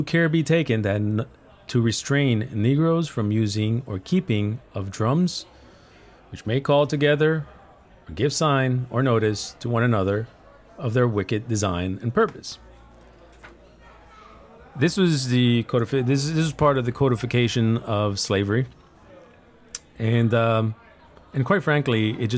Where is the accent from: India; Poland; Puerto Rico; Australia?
Puerto Rico; now in Texas, United States; I am from Puerto Rico. This is my culture